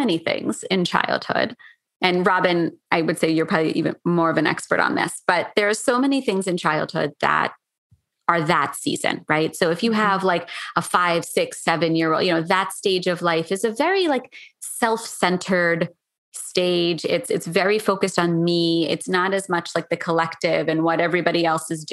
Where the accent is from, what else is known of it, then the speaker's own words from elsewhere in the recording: Philadelphia, Pennsylvania, United States; moved away; also born or lived in New York City; I grew up in Philadelphia